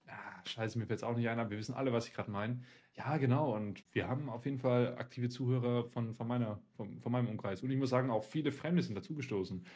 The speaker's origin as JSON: {"language": "German", "region": "Siberia", "country": "Russia", "tie": "born or raised there", "moved": "yes", "lives_now": "Germany", "said": "obwohl ich in Sibirien geboren, äh, geboren worden bin"}